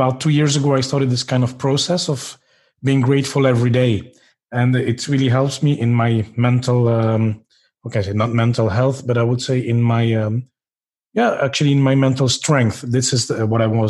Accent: Belgium; also born or lived in India; I was born in India, so I'm Belgian, but I was born there

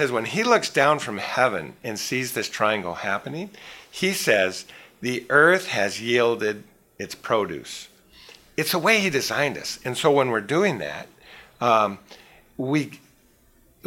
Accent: Petoskey, Michigan, United States; I'm from Northern Michigan, a little resort area, Petoskey, Michigan

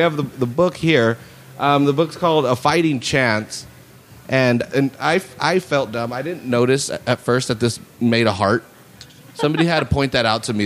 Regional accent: Salinas, California, United States; i was raised there on laurel between tout and sanborn you know or for 10 years

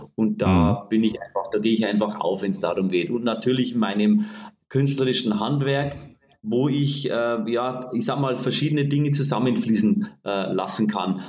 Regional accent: Bavarian Forest, Germany; accent: Bavarian; Also ich komme ursprünglich aus Bayern, aus dem Bayerischen Wald, bin sehr einfach aufgewachsen

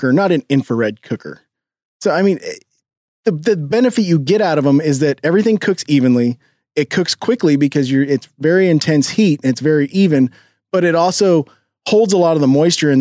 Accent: Kansas City, Missouri, United States; When you live in Kansas City, and I grew up in Kansas City, been in Kansas City my entire life

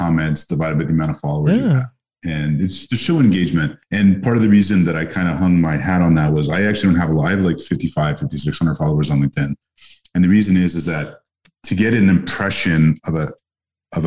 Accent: Montreal, Quebec, Canada; I grew up in Montreal, which is a city of immigrants

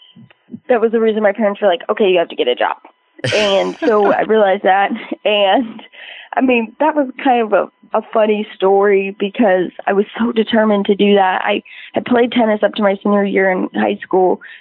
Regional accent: Albuquerque, New Mexico, United States; I grew up in Albuquerque, New Mexico

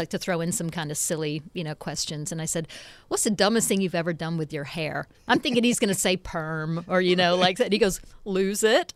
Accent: Nashville, Tennessee, United States; also born or lived in England; lived in Nashville since I was five

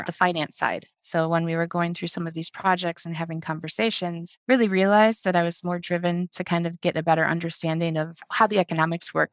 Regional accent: Illinois, United States; I grew up in Illinois, went to the University of Illinois in Champaign

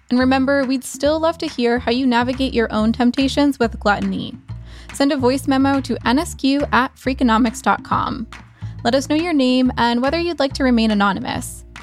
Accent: Toronto, Ontario, Canada; I'm from Toronto, Canada.

